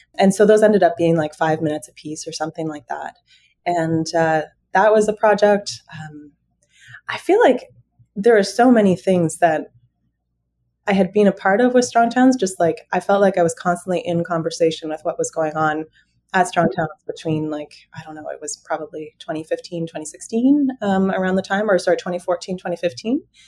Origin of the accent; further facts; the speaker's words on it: London, Ontario, Canada; now in Ottawa, Canada; My background is growing up in the suburbs in London, Ontario